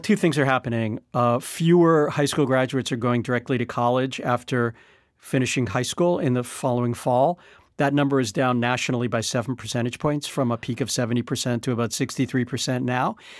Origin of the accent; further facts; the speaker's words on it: United States; as an American